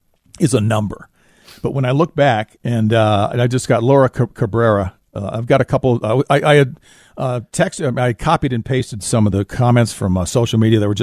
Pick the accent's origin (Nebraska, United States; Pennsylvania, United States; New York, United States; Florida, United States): Florida, United States; When I was growing up in South Florida, my dad would always rent a place near here